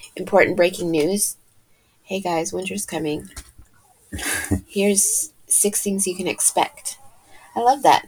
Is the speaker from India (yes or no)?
no; England, United Kingdom; moved away; the year I was born in England